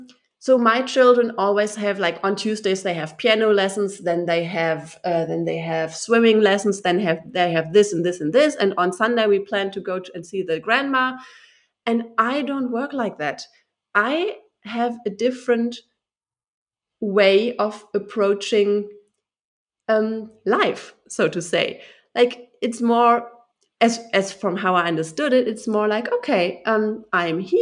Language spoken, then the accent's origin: English; Germany; I am German. I'm from Germany. I was born and raised in Germany.